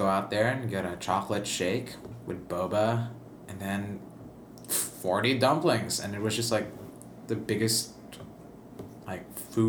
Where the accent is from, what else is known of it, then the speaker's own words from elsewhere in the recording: Lucena, Calabarzon, Philippines; also born or lived in New York; now in Boston, United States; my hometown in the Philippines, in Lucena